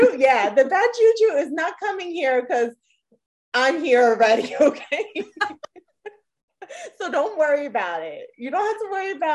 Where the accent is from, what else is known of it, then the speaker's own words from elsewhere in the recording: New Jersey, United States; moved away; we grew up in Jersey, so we had plenty of those farms to go and do all